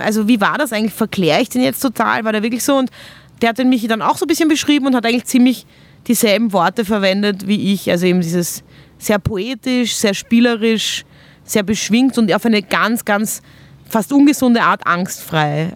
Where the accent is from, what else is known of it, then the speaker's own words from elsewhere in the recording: Vienna, Austria; wir haben auch ein ähnliches Aufwachsen. Also wir kommen beide aus Wien